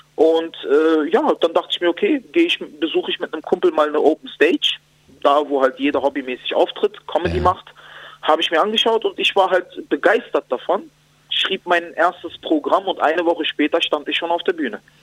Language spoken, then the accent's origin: German; Berlin, Germany; also born or lived in Spandau, Berlin; Also ich bin im Wedding groß geworden